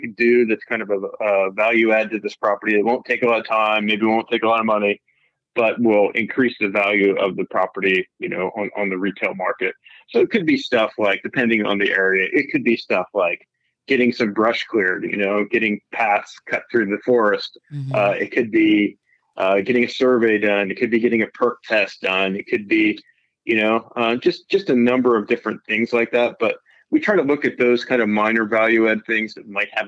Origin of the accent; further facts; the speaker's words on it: Pennsylvania, United States; moved away as an adult; now in California, United States; I'm from Pennsylvania originally. So I grew up in Pennsylvania